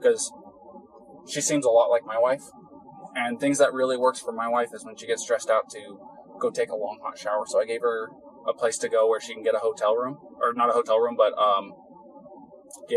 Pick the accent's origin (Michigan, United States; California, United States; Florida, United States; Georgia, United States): California, United States; Three Rivers; moved away as an adult; now in Moab, United States; growing up in California